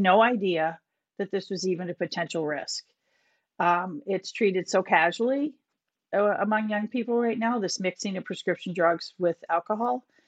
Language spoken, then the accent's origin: English; Minnetonka, Minnesota, United States; moved away as an adult; also born or lived in Boston; now in Winchester, United States; I grew up in Minnesota, Minnetonka, Minnesota. Moved to Boston, um, after college